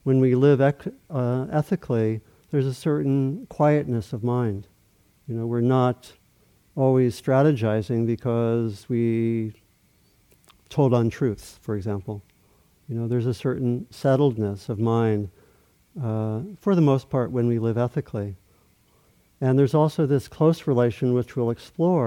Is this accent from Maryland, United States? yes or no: yes; Maryland, United States; I grew up in Maryland, not so far from the Atlantic Ocean